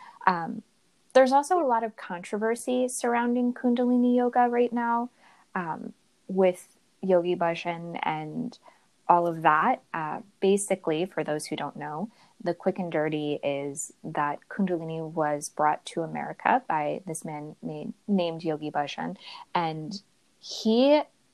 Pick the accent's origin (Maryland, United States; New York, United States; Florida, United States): New York, United States; New York City; moved away; I'm from New York City originally